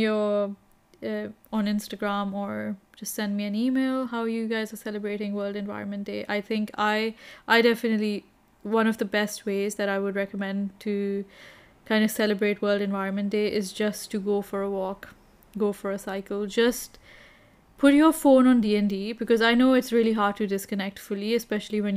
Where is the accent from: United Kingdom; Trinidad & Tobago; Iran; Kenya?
Kenya; growing up in Kenya